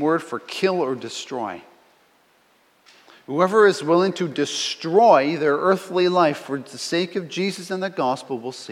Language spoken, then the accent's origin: English; Canada; I'm a Canadian